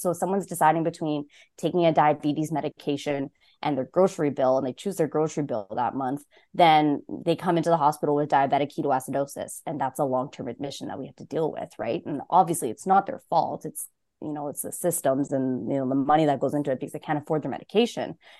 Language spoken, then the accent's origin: English; Saskatoon, Saskatchewan, Canada; moved away as an adult; now in Ottawa, Canada; I grew up in Saskatchewan, and this is my first summer in Ontario